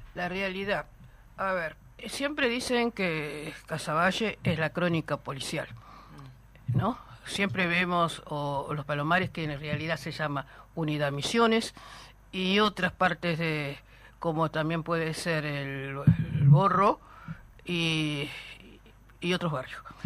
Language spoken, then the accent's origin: Spanish; Uruguay; yo vine muy chiquita acá del Uruguay